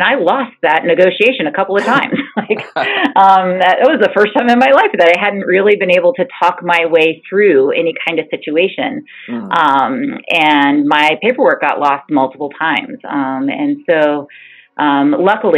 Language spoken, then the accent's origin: English; Enon, Ohio, United States; I grew up in Enon, Ohio, very, very small bedroom community